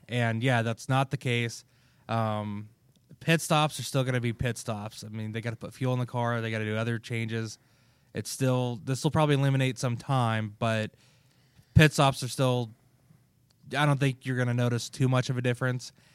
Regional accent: Kansas, United States; I'm from Kansas

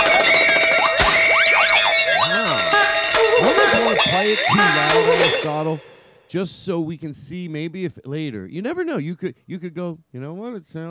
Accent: Philadelphia, Pennsylvania, United States; I grew up in Philadelphia

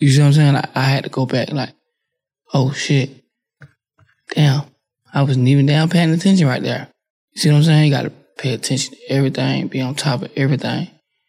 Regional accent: New Orleans, Louisiana, United States; Quill and them facts, and I'm from New Orleans.

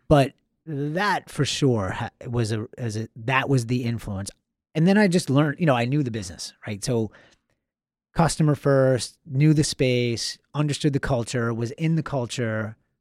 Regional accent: Long Island, Suffolk County, New York, United States; I'm from Long Island

